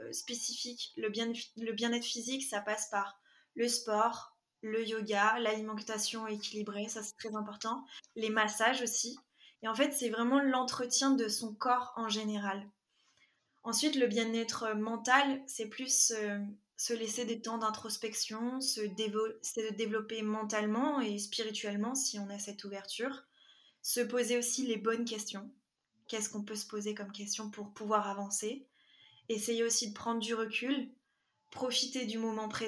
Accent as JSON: {"language": "French", "region": "Quebec", "country": "Canada", "also_born_or_lived": "France", "said": "c'est …, j'ai 23 ans et comme tu l'as dit, euh, je suis prof de PS et future coach et je suis franco-québécoise."}